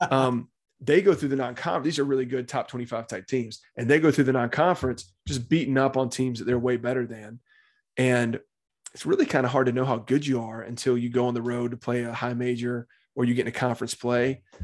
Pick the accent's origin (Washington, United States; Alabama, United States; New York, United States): Alabama, United States; Birmingham; now in Tuscaloosa, United States; I grew up in Birmingham, Alabama, born and raised there.